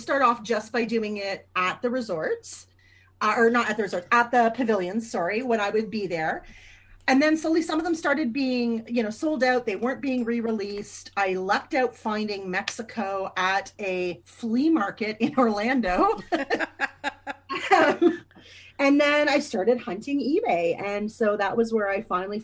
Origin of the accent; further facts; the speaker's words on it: Canada; I'm Canadian.